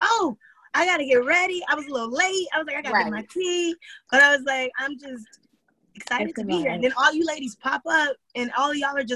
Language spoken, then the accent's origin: English; New Jersey, United States; moved away as an adult; now in San Francisco Bay Area, United States; I'm originally from New Jersey. So, born and raised in Jersey, and I've been out here for 7.5 years